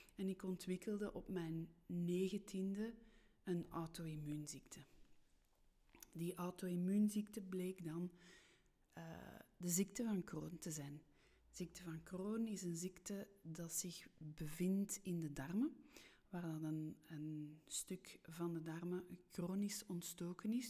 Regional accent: Steenokkerzeel, Flanders, Belgium; accent: rolling r (Brussels); first language French; Dutch is a second language; also born or lived in Brussels; Ik ben geboren in Brussel en misschien hoor je dat aan mijn r, aan mijn rollende r. Ik ben in de twee talen opgevoed, Nederlands-Frans, maar ik ben wel opgegroeid in de Vlaamse rand. Ik ben opgegroeid in het dorpje Steenokkerzeel

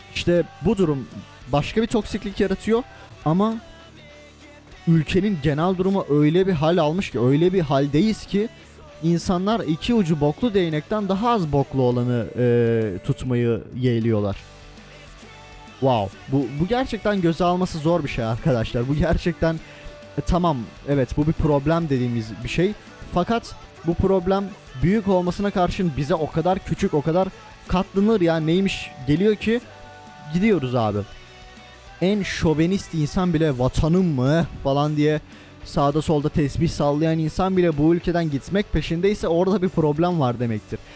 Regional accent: Turkey; Almanya'da ben Türk'üm

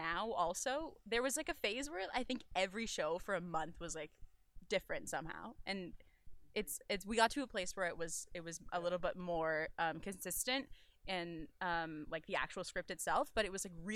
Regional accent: British Columbia, Canada; moved away as an adult; I'm from British Columbia originally. So I was back there living at home

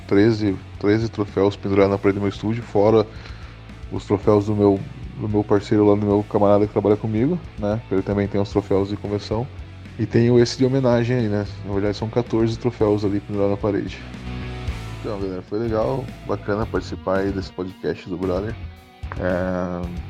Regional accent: near Tatuí, São Paulo, Brazil; now in Pinhais, Brazil; eu fui para Tatuí, em São Paulo, participar da convenção também, que é perto da minha terrinha lá onde eu morava

